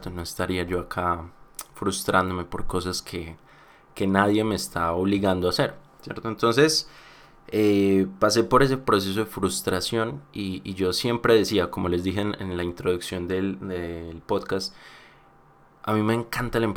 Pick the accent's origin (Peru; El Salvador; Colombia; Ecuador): Colombia; Puede que yo hable muy, muy acá. ¿cómo Es que yo soy muy colombiano y tengo palabras muy colombianas.